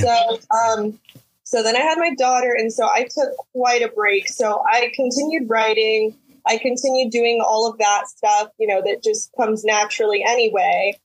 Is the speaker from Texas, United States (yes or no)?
yes; Texas, United States; also born or lived in Houston, Texas / Utah / Mexico City / Washington; we moved back to Texas, and I've been here ever since I was nine